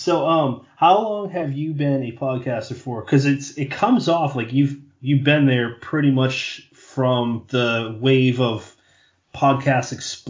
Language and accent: English; New England, United States; moved away as an adult; also born or lived in Massachusetts; now in South Jersey, United States; I'm originally from New England, and, I met my wife. She went to college in Providence. I lived in Massachusetts, really close to Providence